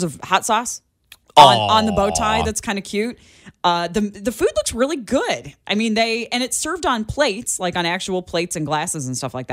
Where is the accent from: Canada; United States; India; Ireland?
United States; Illinois; now in Kansas, United States; I come from Illinois